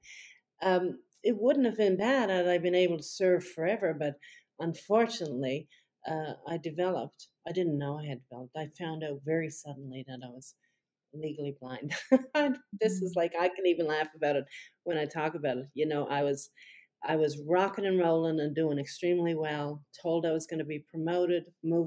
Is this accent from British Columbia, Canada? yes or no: no; Newfoundland and Labrador, Canada; I come from Newfoundland, which is the next the province that's farthest east in Canada